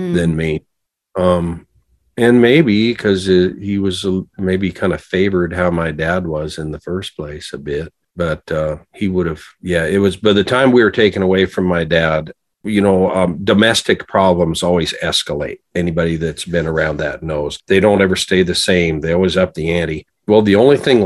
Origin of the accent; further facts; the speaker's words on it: Montana, United States; growing up in Montana